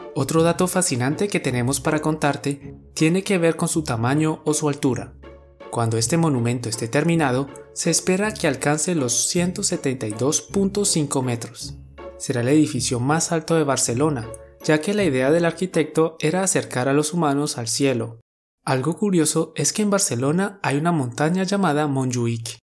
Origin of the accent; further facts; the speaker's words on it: Colombia; Somos dos profes colombianos